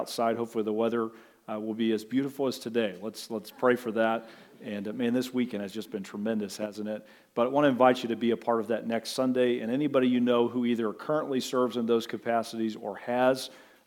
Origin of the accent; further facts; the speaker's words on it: Butler, United States; I can think back to my formative years growing up in Butler, the big sprawling metropolis of Butler